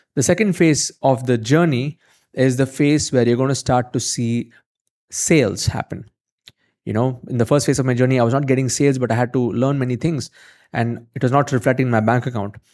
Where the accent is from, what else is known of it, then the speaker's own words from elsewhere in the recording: India; I'm from India